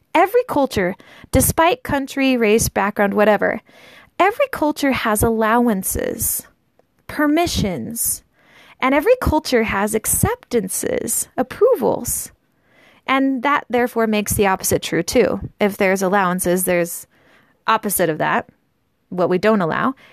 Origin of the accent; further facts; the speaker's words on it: United States; I grew up in the United States in a pretty normal family